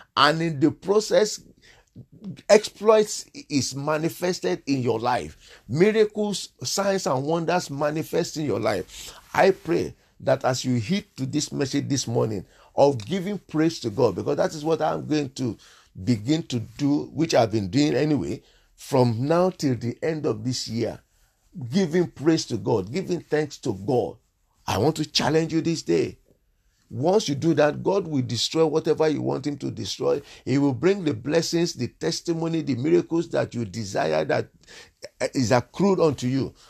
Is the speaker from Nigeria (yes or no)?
yes; Nigeria; moved away; I'm originally from Nigeria